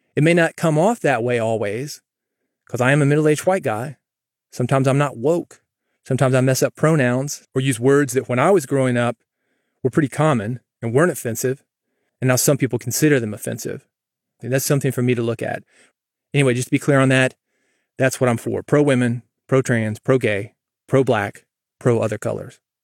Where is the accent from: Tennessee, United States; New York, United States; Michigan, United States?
Tennessee, United States; Nashville; also born or lived in Mississippi; I grew up in Nashville